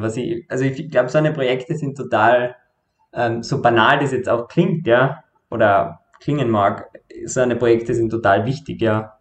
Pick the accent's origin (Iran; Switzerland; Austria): Austria; Carinthia; now in Vienna, Austria; war davor in Kärnten, wo ich herkomme, äh, bei meiner Familie